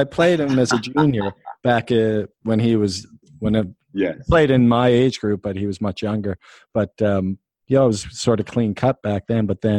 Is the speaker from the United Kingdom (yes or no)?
no; Canada; obviously being Canadian